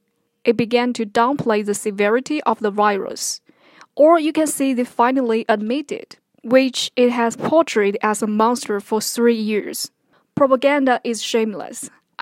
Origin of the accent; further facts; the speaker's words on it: China; moved away as an adult; I'm a Malaysian Chinese mainlander, and I've spent the first 30 years of my life in China